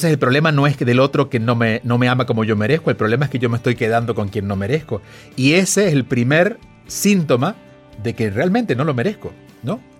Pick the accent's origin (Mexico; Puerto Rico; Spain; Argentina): Argentina; tú eres mexicano, yo soy argentino, pero venimos de culturas similares porque es Latinoamérica.